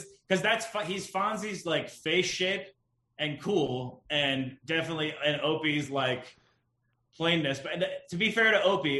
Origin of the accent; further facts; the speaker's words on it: Detroit, Michigan, United States; I am from Detroit.